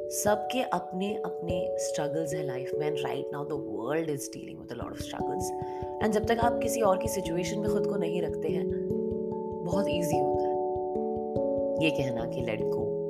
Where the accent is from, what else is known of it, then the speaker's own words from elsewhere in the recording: Bhopal, Madhya Pradesh, India; now in Dubai, United Arab Emirates; मैं भोपाल से हूँ